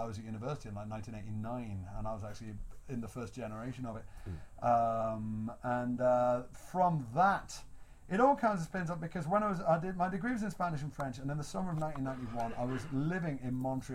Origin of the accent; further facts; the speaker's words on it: Liverpool, North West England, United Kingdom; moved away; I grew up Allerton, Mossley Hill, the Beatley bit